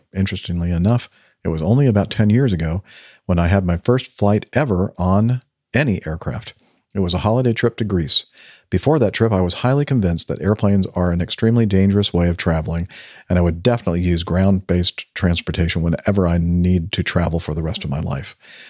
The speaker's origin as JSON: {"language": "English", "town": "Tallinn", "region": "Harju County", "country": "Estonia", "second_language": "English", "said": "I'm from Tallinn, Estonia, an IT engineer by day, but also an instrument-rated commercial pilot."}